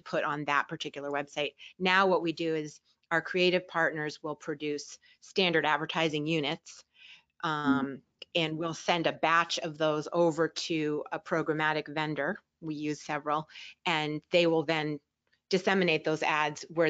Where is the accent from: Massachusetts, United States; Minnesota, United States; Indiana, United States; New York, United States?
Massachusetts, United States; Boston; I grew up in the Boston area